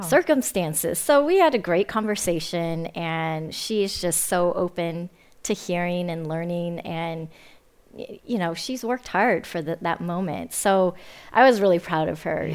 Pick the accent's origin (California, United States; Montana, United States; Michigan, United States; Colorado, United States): California, United States; Fremont; Fremont, which yeah. was also my hometown.